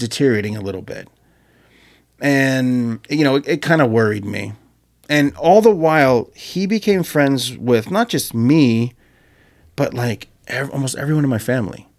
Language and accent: English; Marietta, Georgia, United States